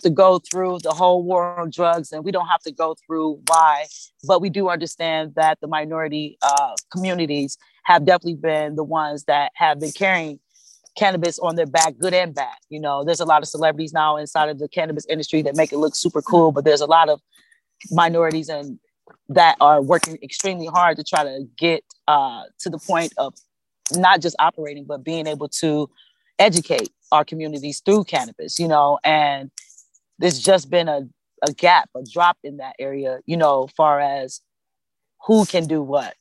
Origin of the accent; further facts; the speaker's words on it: Cleveland, Ohio, United States; I'm born and raised in Cleveland, Ohio